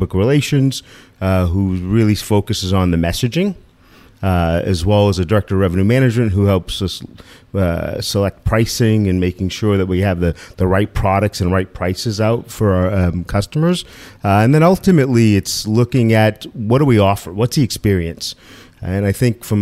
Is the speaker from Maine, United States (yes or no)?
yes; Sanford, Maine, United States; also born or lived in New Hampshire / Somersworth, New Hampshire / Rochester, New Hampshire / Boston; spent my high school and pre-high school years in Maine, Sanford, Maine, so on the sea coast of Maine